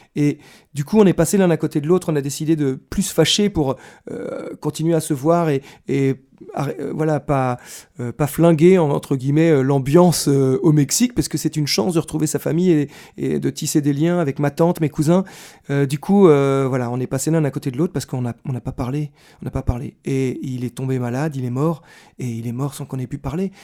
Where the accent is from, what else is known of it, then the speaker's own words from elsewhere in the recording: Versailles, Île-de-France, France; je suis né à Versailles